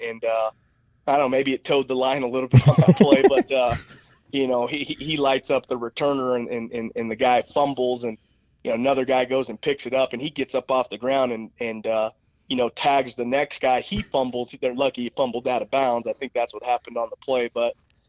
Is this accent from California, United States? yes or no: yes; Fresno, California, United States; moved away as an adult; now in Colorado, United States; I was in my hometown